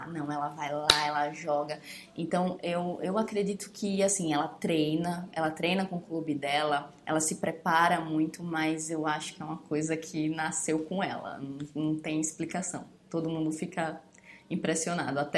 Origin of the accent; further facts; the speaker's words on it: Alagoas, Brazil; Eu sou de Alagoas, né? E a Marta é de Alagoas.